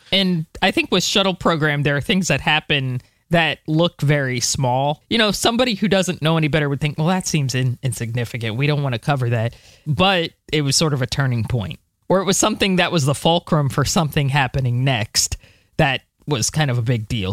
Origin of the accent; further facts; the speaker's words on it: United States; I'm American